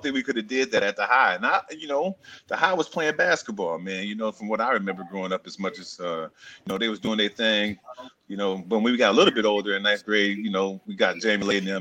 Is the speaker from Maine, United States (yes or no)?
no; Saginaw, Michigan, United States; growing up in Saginaw